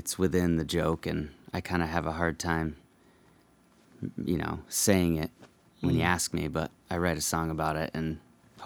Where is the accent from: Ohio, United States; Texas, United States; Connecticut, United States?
Connecticut, United States; now in Vermont, United States; I grew up in Connecticut